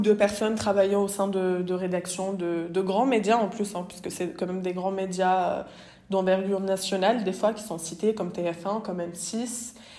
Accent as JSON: {"language": "French", "town": "Bondy", "region": "Île-de-France", "country": "France", "said": "je viens de Bondy, du coup, la ville de Kylian Mbappé"}